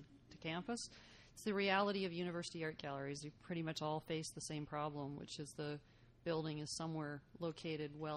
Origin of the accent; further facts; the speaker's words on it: Saskatoon, Saskatchewan, Canada; now in Lethbridge, Canada; I grew up in Saskatoon